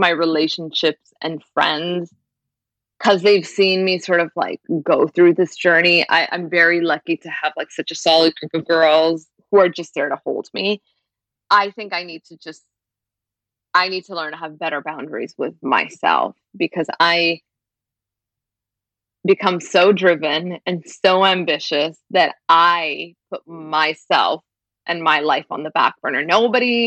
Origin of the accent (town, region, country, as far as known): Brampton, Ontario, Canada; born or raised there